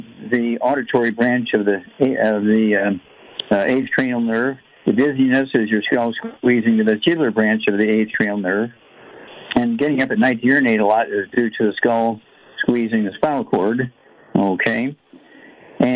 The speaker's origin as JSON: {"language": "English", "region": "Missouri", "country": "United States", "tie": "born or raised there", "said": "Missouri, my home state"}